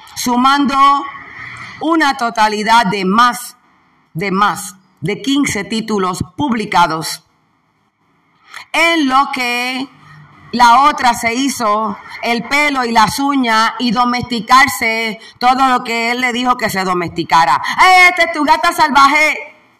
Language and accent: Spanish; Puerto Rico